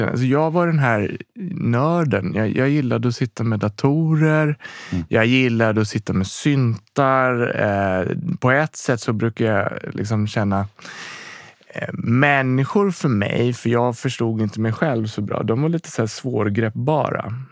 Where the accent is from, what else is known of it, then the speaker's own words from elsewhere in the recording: Rotebro, Stockholm County, Sweden; born there; Jag är född i Rotebro. Bott lite runt om i Sverige. Eh, I olika platser, olika delar i Stockholm, olika delar i, i Sverige faktiskt lite grann också.